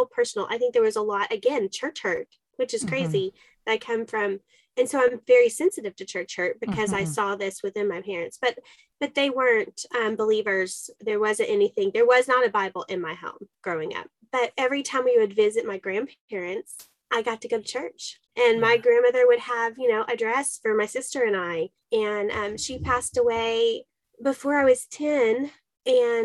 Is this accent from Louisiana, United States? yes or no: no; Dallas, Texas, United States; I went to public school in Dallas, Texas